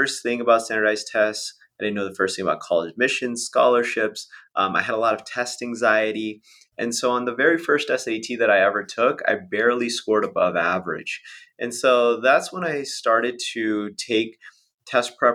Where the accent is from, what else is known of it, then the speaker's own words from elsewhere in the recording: Las Vegas, Nevada, United States; I grew up in Las Vegas, Nevada